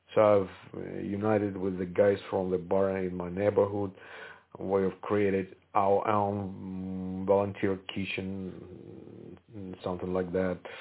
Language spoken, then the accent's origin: English; Kharkiv, Kharkiv Oblast, Ukraine; my hometown Kharkiv, where I stayed